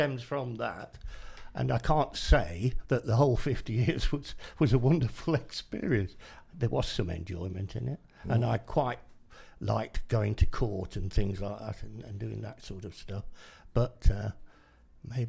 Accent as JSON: {"language": "English", "town": "Chesterfield", "region": "East Midlands", "country": "United Kingdom", "moved": "yes", "lives_now": "Northampton, United Kingdom", "said": "I come from Chesterfield up in Derbyshire."}